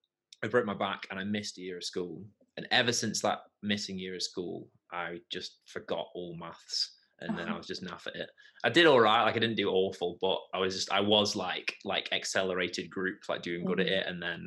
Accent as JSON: {"language": "English", "town": "Leek", "region": "West Midlands", "country": "United Kingdom", "tie": "born or raised there", "lives_now": "Stoke, United Kingdom", "said": "I now actually live in Stoke, but I grew up in Leek. I have a weird, my accent isn't quite like a Stokey or Leaky accent because I went to uni at Durham University"}